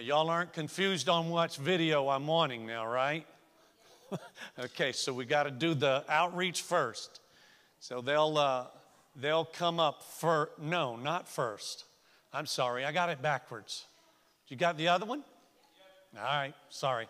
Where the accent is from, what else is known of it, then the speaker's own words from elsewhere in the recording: the South, United States; moved away; I came from the South